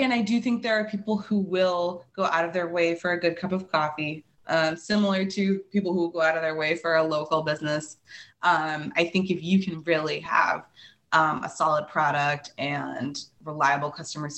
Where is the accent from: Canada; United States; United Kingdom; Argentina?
United States; Chicago, Illinois; now in Milwaukee, United States; I'm originally from Chicago